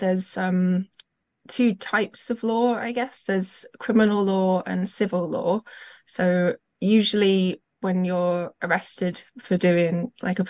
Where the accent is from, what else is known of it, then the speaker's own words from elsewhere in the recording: Derby, East Midlands, United Kingdom; I'm from Derby in the Midlands